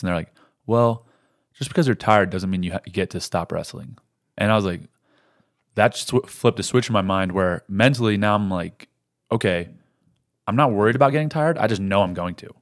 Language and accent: English; Rifle, Colorado, United States; that's where I was born in Rifle